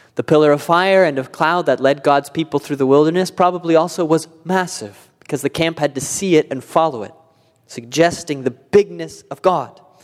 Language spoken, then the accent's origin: English; California, United States; now in Indiana, United States; I grew up in California